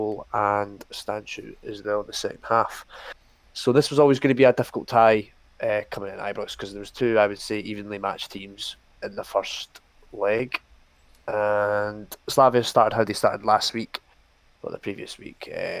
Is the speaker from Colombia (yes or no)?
no; Dublin, Leinster, Ireland; I'm from Dublin